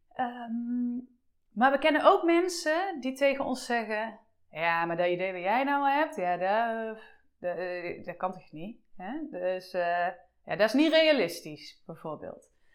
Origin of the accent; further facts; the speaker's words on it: Eindhoven, North Brabant, Netherlands; ik kom uit Eindhoven, hè, dus opnieuw uit de buurt van Eindhoven.